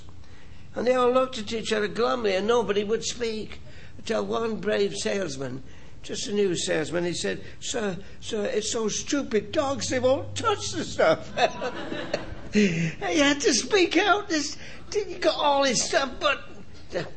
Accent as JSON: {"language": "English", "region": "England", "country": "United Kingdom", "tie": "born or raised there", "moved": "yes", "said": "I grew up in England where they play cricket and soccer"}